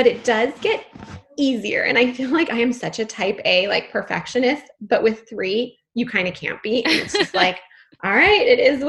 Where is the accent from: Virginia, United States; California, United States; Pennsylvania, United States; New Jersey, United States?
California, United States; San Francisco; also born or lived in Los Angeles; I grew up in San Francisco, actually, and I live here now, but I spent probably, college and all of my 20s living in Los Angeles.